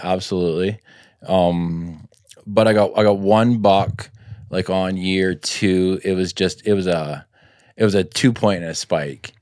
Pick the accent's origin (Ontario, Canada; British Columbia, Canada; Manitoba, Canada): British Columbia, Canada; Richmond; grew up in Richmond, playing some hockey